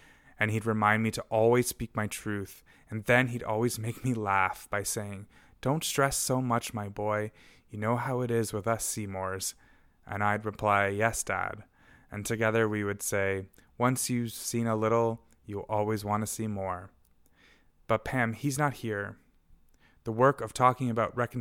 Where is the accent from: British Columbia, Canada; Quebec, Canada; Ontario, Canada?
British Columbia, Canada; Golden; my hometown of Golden, so-called BC